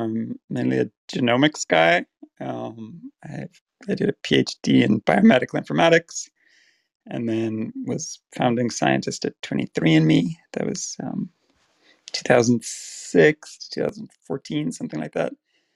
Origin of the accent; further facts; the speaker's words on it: Dublin, Leinster, Ireland; So if you're from South, the part of South Dublin I'm from, the accent is actually not very strong.